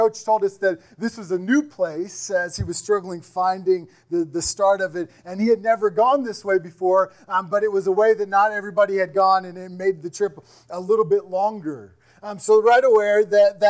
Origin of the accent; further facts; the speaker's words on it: Kansas, United States; I'm from Kansas